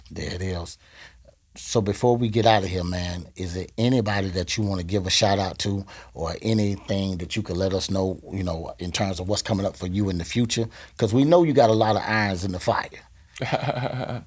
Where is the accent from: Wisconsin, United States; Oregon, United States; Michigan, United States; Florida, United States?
Florida, United States; Gainesville; now in Tampa Bay, United States; I tell people I'm from Gainesville